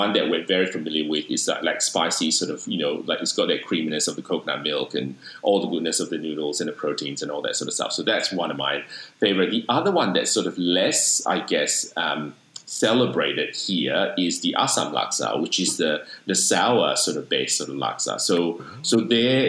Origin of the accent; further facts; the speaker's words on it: Sydney, New South Wales, Australia; now in Melbourne, Australia; I'm currently residing in Melbourne, but I'm from Sydney.